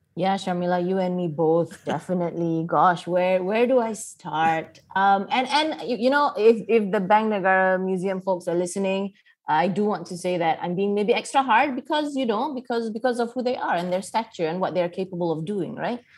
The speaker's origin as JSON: {"language": "English", "country": "Malaysia", "said": "as a Malaysian"}